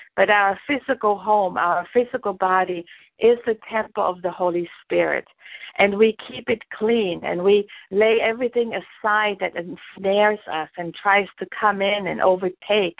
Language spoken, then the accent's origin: English; Germany; born or raised there; English is a second language; moved away as an adult; also born or lived in New Jersey; now in Jacksonville, United States